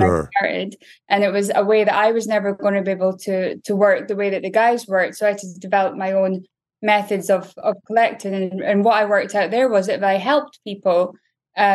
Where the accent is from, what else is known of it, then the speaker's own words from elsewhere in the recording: Aberdeen, Scotland, United Kingdom; now in Southern California, United States; I was born in Aberdeen in Scotland. Grew up in, I guess, a relatively impoverished area